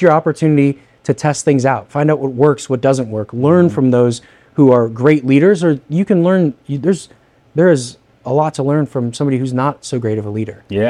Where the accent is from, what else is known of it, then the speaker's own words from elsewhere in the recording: Northern Indiana, United States; also born or lived in Fort Bragg, North Carolina; I'm from Northern Indiana.